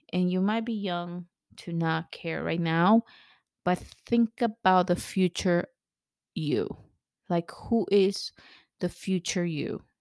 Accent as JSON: {"language": "English", "country": "El Salvador", "tie": "born or raised there", "also_born_or_lived": "California, United States", "moved": "yes", "lives_now": "United States", "said": "I grew up in El Salvador, very, very poor, at, in a civil war"}